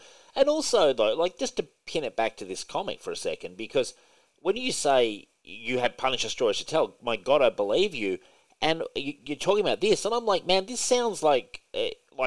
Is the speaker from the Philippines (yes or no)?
no; Australia; I'm an Australian